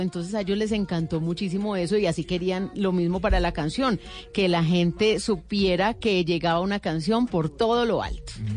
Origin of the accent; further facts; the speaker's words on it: Cali, Valle del Cauca, Colombia; yo como buena caleña